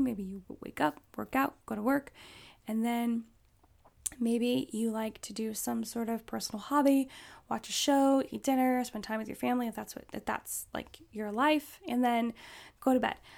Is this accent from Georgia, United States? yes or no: no; Alaska, United States; I grew up in Alaska